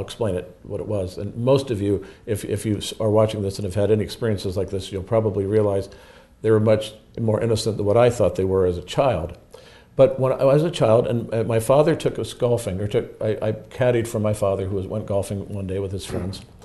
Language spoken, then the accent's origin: English; East Cleveland, Ohio, United States; also born or lived in Lakewood, Ohio; I was born in East Cleveland, Ohio, right near where the Kirtland, the Mormon Kirtland Temple is